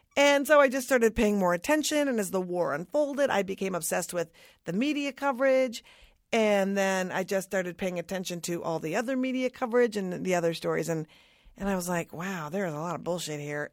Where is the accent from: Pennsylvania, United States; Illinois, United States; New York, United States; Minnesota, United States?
Minnesota, United States; I'm from Minnesota.